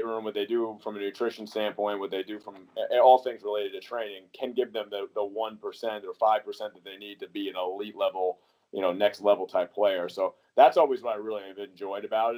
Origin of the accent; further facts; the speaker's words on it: New York, United States; moved away as an adult; also born or lived in Iowa / Amherst, Massachusetts / Fort Bragg, North Carolina; now in Long Island, United States; I'm actually from New York, but I started my career at the University of Iowa